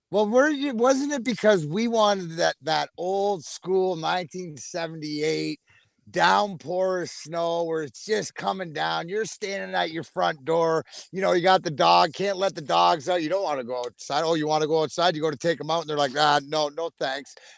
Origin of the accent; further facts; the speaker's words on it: Canada; now in Michigan, United States; I'm Canadian, right? We all know I'm Canadian.